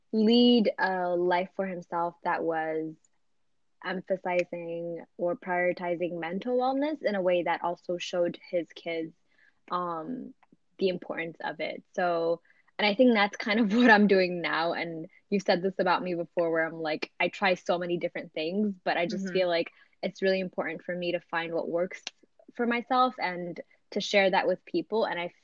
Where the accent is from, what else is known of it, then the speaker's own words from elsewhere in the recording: Maryland, United States; also born or lived in Ethiopia; My pre-adult life was here, so I kind of still feel like I grew up in Maryland, and I grew, you know, my earlier childhood time was in Ethiopia.